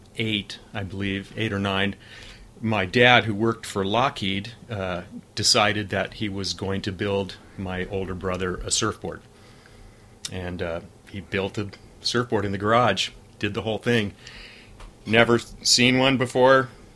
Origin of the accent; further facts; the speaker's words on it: Los Angeles, California, United States; I was born in Van Nuys, California, and lived there for 11 years.